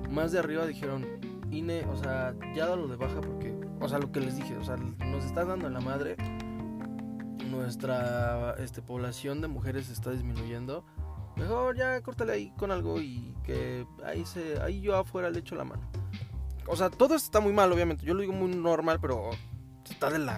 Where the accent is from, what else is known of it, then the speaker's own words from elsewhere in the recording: Mexico; no soy el típico fan de como todo mexicano promedio